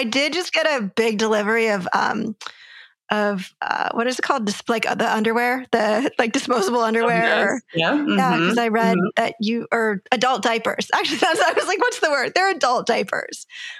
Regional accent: California, United States; I grew up in California.

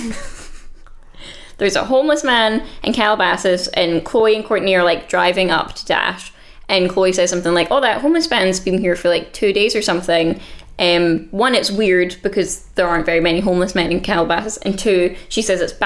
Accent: Scotland, United Kingdom; I'm Scottish.

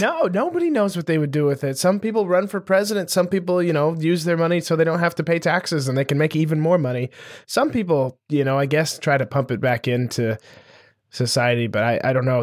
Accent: Montana, United States; growing up in Montana, which is one of the cheapest states to, like, live and operate

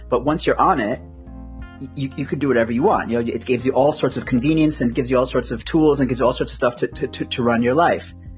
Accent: United States; as, an American

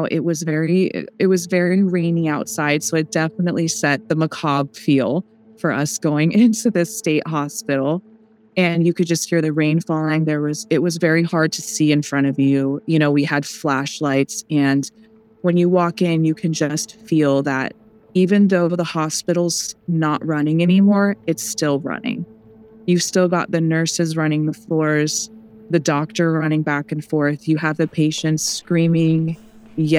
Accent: Pacific Northwest, United States; I'm from the Pacific Northwest

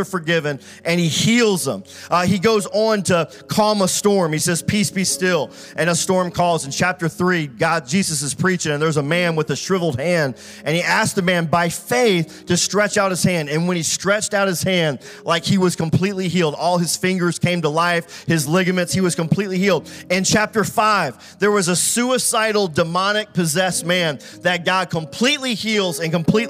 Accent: Richmond, Virginia, United States; We come from Richmond, Virginia, really south of Richmond

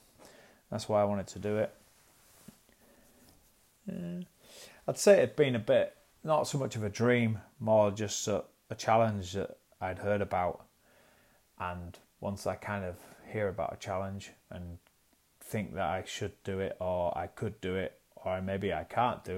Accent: York, Yorkshire and the Humber, United Kingdom; I'm from York in North Yorkshire.

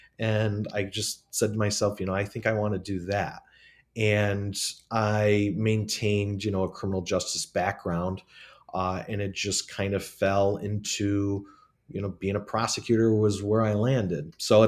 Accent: Watertown, New York, United States; I'm actually from Watertown, New York.

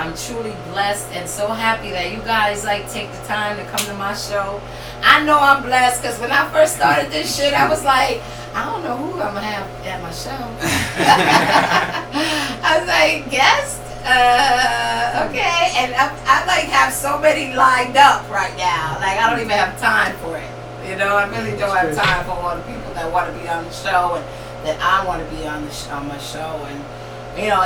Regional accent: New York City, New York, United States; now in New Haven, United States; when I was growing up in the South Bronx

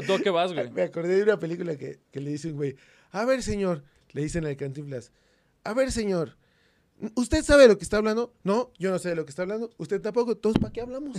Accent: Mexico; En México teníamos

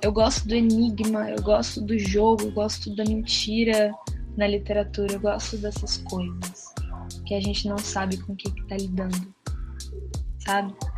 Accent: Santos, São Paulo, Brazil; moved away as an adult; now in São Paulo, Brazil; É, eu sou de Santos, mas há seis anos eu moro em São Paulo

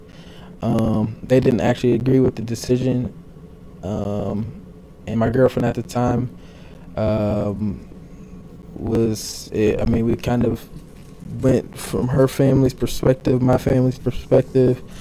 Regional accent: Grand Rapids, Michigan, United States; I grew up in Grand Rapids. Always lived downtown Grand Rapids

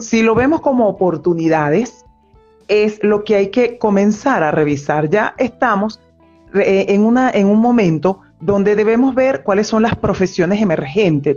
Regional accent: Venezuela; moved away as an adult; now in Argentina; soy psicólogo clínico de Venezuela, radicada actualmente en Argentina desde hace año y medio

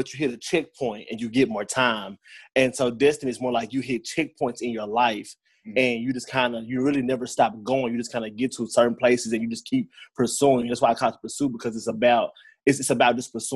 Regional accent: Brownsville, Tennessee, United States; also born or lived in Jackson, Tennessee; I am from the West Tennessee area, originally from Brownsville, Tennessee. I reside in Jackson. Grew up here, pretty much a big part of my life

